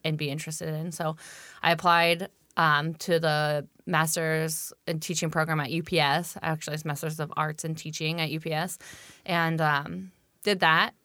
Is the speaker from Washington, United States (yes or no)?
yes; Tenino, Washington, United States; I grew up in Tenino, Washington